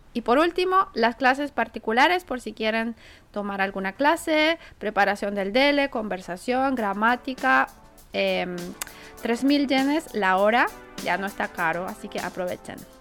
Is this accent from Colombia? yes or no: no; Santiago, Santiago Metropolitan Region, Chile; now in Tokyo, Japan; cuando era niña, bueno, en Chile, vivía en Santiago